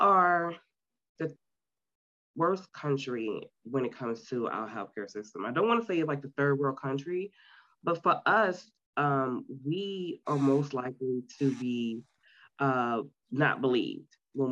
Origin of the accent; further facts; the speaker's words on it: New York City, New York, United States; now in Myrtle Beach, United States; I was born and raised in Queens, New York City